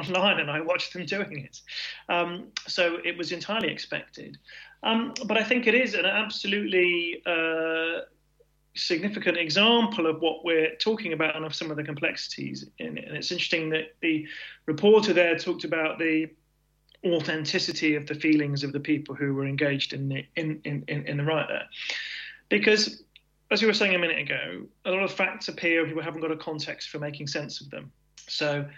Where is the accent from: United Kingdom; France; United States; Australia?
United Kingdom; as British people